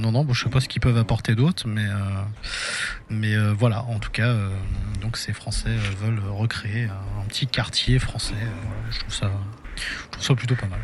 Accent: Nogent-sur-Marne, Île-de-France, France; à Nogent-sur-Marne, du coup, qui est ma ville natale, en 94

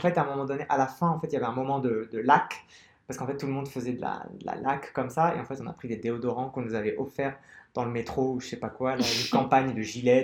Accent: Algeria; also born or lived in Paris, France; now in Barcelona, Spain; je suis algérien, donc je suis, je suis né en Algérie

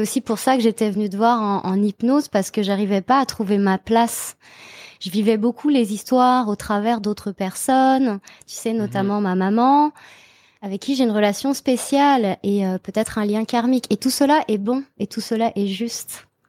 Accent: Brittany, France; now in Montreal, Canada; je viens de Bretagne

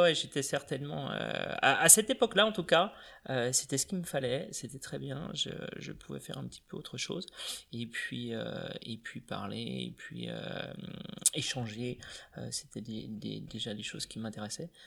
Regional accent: Vitré, Brittany, France; also born or lived in Laval; je suis natif de Vitré

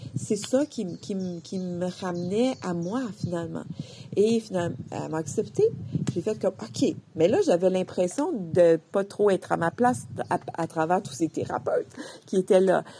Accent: Quebec, Canada; je viens du Québec et ma famille vient d'une région rurale, donc agricole

